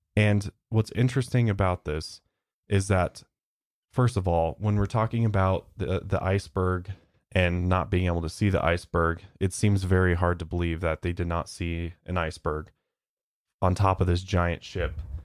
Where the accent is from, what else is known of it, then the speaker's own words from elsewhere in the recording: United States; accent: American; I'm so American. Got such an American accent